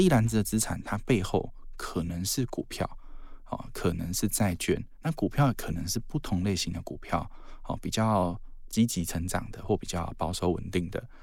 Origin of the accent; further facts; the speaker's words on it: southern Taiwan, Taiwan; now in northern Taiwan; 像我小时候是在，呃，南部长大